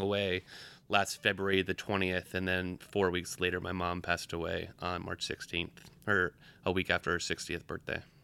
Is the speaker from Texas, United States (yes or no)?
no; Providence, Rhode Island, United States; moved away as an adult; now in New York, United States; I was born in Providence, Rhode Island. I've lived in New York for eight years now